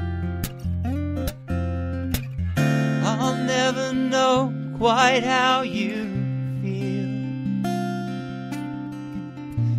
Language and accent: English; Portsmouth, Virginia, United States; moved away as an adult; also born or lived in Norfolk, Virginia / Washington, D.C.; now in Los Angeles, United States; I was born at Norfolk General Hospital and grew up in Portsmouth, Virginia